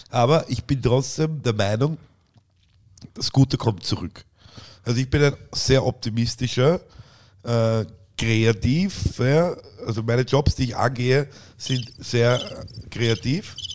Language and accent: German; Vienna, Austria; Und deswegen heißt es bei uns in Wien auch Leihwand.